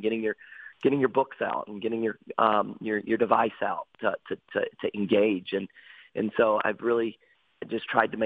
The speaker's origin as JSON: {"language": "English", "region": "North Carolina", "country": "United States", "moved": "as an adult", "lives_now": "Detroit Lakes, United States", "said": "I'm actually from North Carolina"}